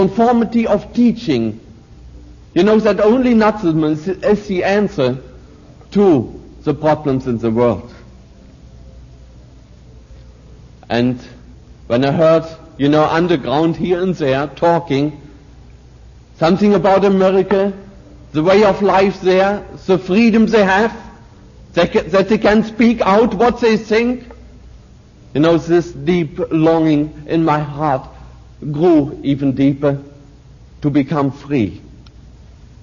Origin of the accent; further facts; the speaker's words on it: Germany; moved away as an adult; I, of course, have been growing up in Nazi Germany